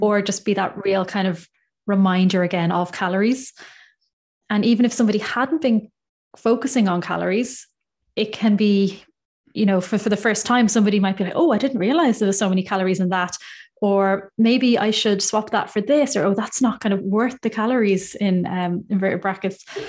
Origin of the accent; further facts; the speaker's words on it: Ireland; now in United Kingdom; I'm from Ireland. I'm based in the U K